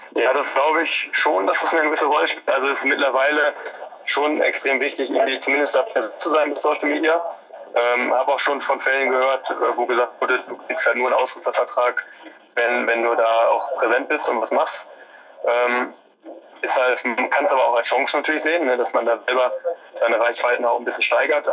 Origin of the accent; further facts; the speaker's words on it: Ruhr area, North Rhine-Westphalia, Germany; bei uns im Ruhrgebiet